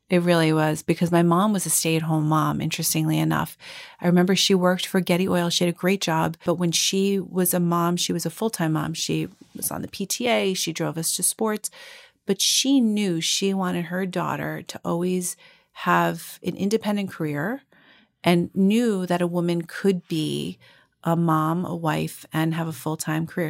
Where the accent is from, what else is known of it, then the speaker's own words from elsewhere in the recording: Long Island, New York, United States; I grew up on Long Island and not far from North Shore Hospital.